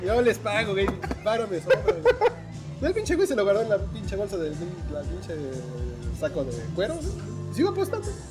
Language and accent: Spanish; Mexico; yo vengo de México